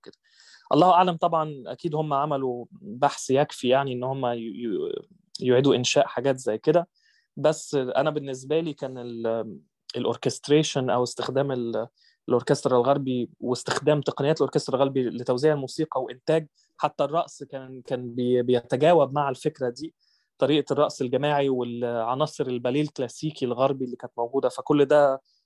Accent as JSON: {"language": "Arabic", "country": "Egypt", "tie": "born or raised there", "said": "انا كبرت في آه، في مصر"}